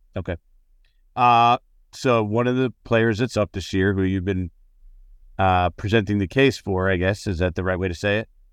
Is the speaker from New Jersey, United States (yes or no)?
yes; New Jersey, United States; I grew up in Jersey. I live in Jersey